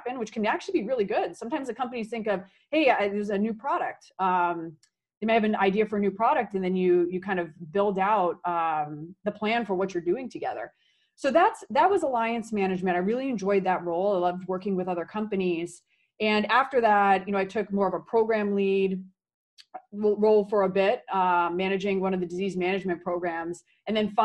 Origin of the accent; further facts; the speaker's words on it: Silicon Valley, California, United States; moved away as an adult; I grew up in Silicon Valley, wanted to come back